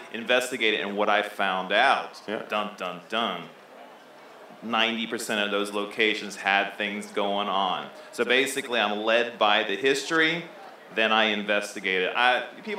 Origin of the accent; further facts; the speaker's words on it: Florida, United States; now in Knoxville, United States; I'm a transplant from Florida, sunny Florida, and I came here to Knoxville.